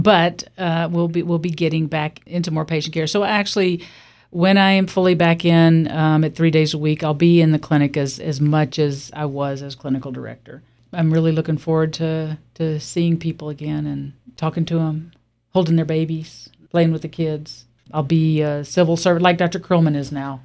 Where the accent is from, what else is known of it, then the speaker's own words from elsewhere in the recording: Alabama, United States; now in Warm Springs, United States; I grew up in Alabama in a small town, much smaller than Warm Springs